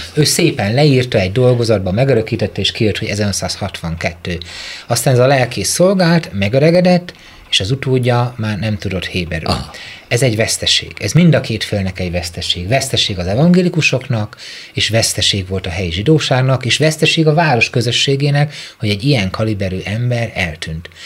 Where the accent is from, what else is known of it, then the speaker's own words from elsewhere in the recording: Mezőtúr, Jász-Nagykun-Szolnok, Hungary; én egy tiszántoli kisvárosból származom